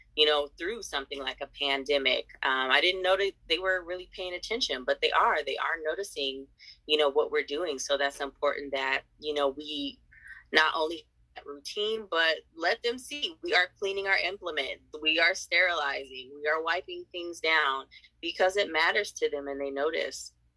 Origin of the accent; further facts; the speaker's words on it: San Diego, California, United States; I am from San Diego, California